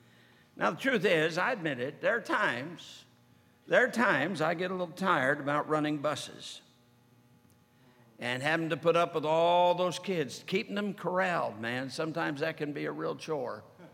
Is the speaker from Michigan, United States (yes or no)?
yes; Sturgis, Michigan, United States; I was brought up in Sturgis, Michigan. In Sturgis, Michigan, all the years that I was growing up, we had the Jehovah's Witness come by our house.